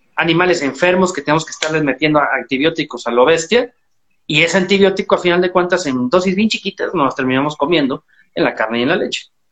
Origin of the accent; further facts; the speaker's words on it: Chiapas, Mexico; soy un ganadero mexicano. Estoy en el sur de México, en Chiapas, en Trópico Seco